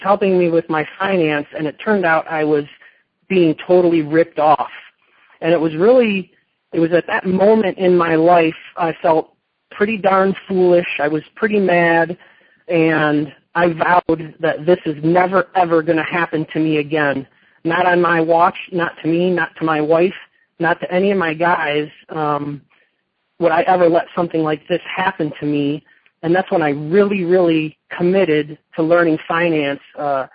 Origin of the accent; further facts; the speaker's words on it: Michigan, United States; moved away as an adult; now in Las Vegas, United States; I'm originally from Michigan. I grew up playing hockey, and I was a carpenter there. I lived there until I was 22 years old